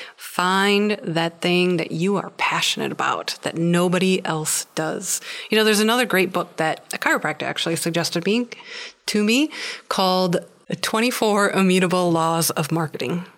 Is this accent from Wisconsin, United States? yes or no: yes; Wisconsin, United States; moved away; I've had the thought of going back to Wisconsin